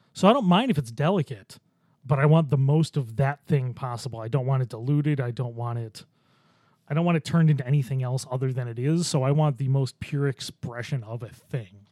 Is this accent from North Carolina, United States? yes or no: no; Orchard Park, New York, United States; I grew up near Orchard Park